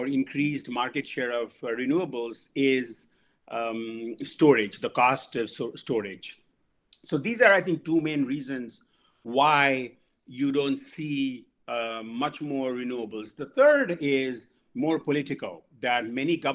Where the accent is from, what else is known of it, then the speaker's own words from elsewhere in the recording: India; moved away; I grew up in India